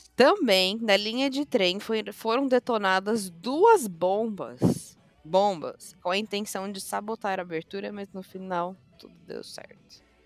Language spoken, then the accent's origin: Portuguese; Brazil; nós brasileiros